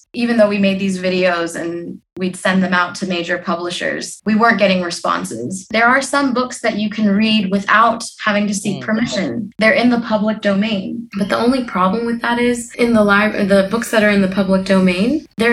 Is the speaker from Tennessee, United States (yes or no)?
yes; Tennessee, United States; my parents are from there. My dad is from Kishorganj. My mom is from Komilla, but I was born and raised in Tennessee of all places.